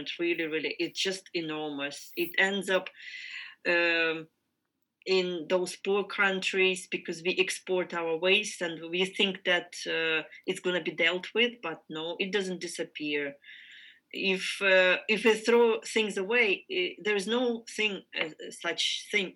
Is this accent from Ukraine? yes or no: yes; Ukraine; I am from Ukraine